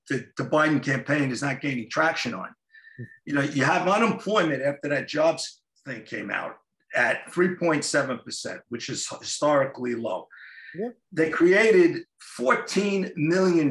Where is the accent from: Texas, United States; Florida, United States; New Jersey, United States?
New Jersey, United States; Jersey City; my hometown, Jersey City